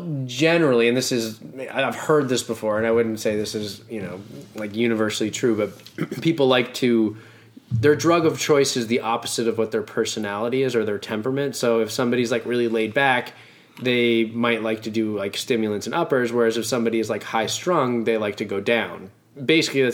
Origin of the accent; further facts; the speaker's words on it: Boston, Massachusetts, United States; And I grew up in Boston